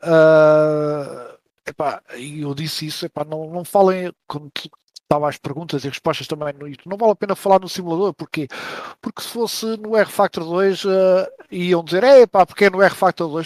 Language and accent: Portuguese; Mafra, Lisbon, Portugal; eu também sou de Mafra